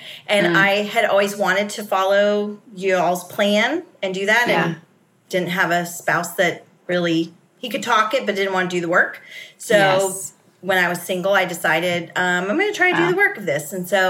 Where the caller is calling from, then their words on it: Jacksonville, Florida, United States; Jacksonville, Florida.